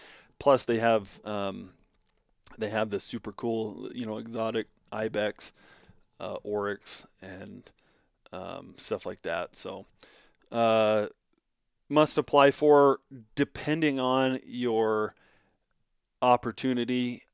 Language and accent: English; Nevada, United States; For me, it's just a must apply for because of the quality and because it's my home state.